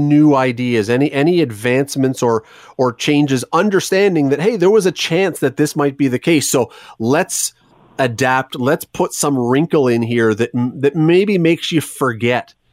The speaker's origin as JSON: {"language": "English", "country": "Canada", "said": "I think for Canadians"}